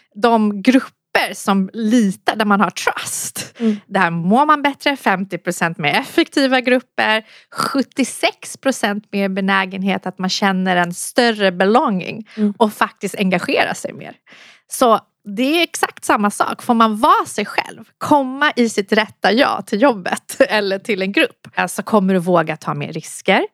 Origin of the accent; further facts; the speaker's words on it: Solna, Stockholm County, Sweden; also born or lived in Iran; kom hit sedan jag var ett år från Iran när vi flydde kriget. Mm. Och eh, har växt upp i Solna